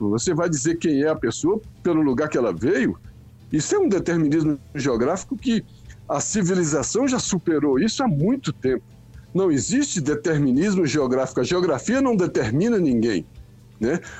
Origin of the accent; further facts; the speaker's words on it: Rio Grande do Sul, Brazil; Não, eu sou do eu sou gaúcho, por isso.